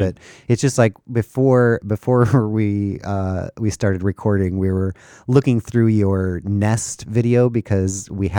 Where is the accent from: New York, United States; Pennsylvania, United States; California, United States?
California, United States; Ontario; moved away; I grew up in Ontario, California, which now they have a very large and very nice airport because it's a huge hub down there.